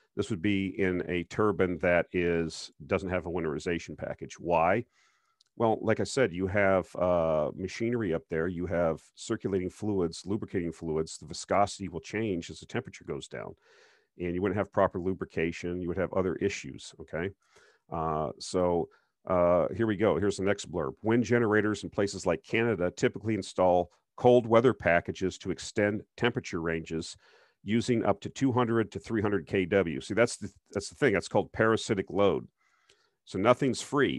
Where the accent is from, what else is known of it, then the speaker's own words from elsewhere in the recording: Minnesota, United States; moved away; I used to live in Minnesota, I'm from Minnesota